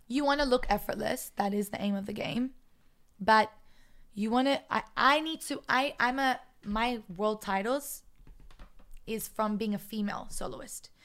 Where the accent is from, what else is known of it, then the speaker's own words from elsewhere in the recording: Sydney, New South Wales, Australia; now in Israel; I'm from Sydney